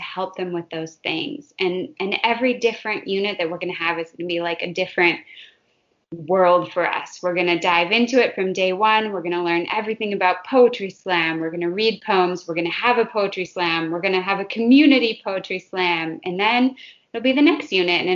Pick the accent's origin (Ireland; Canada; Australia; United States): United States; Minnesota; I grew up in Minnesota